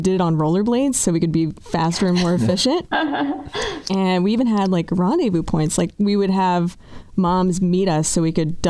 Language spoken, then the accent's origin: English; Canada; moved away; in Canada, we definitely do.